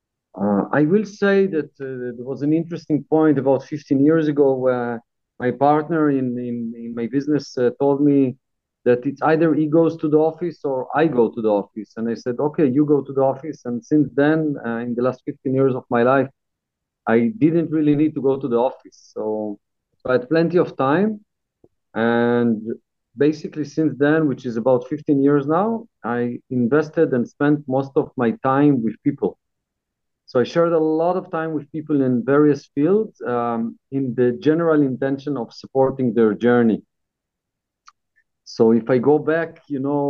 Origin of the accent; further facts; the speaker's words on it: Israel; moved away as an adult; also born or lived in Brazil / Netherlands / England; now in Thailand; I was born in Israel. I lived there until 11 years ago